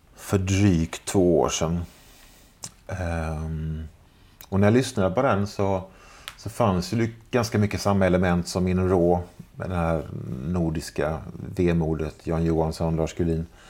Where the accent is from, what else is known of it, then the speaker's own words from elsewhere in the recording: Jönköping, Jönköping County, Sweden; moved away; när jag och resten av … fortfarande bodde hemma i Jönköping